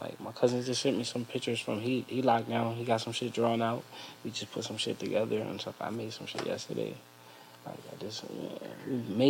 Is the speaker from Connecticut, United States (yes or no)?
yes; Bridgeport, Connecticut, United States; also born or lived in Stratford, Connecticut / Florida; I'm from Bridgeport. I moved to Stratford schooling